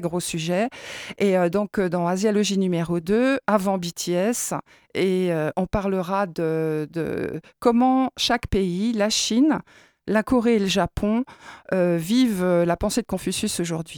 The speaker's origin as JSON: {"language": "French", "country": "France", "said": "nous, en tant que Français"}